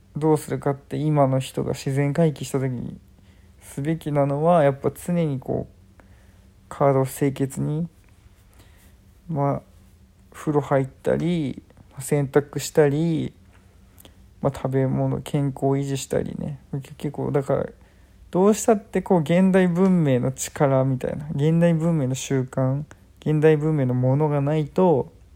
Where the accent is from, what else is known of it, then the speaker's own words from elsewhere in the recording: Chiba, Japan; 自分は千葉県生まれ千葉県育ち結構東京に近いとこで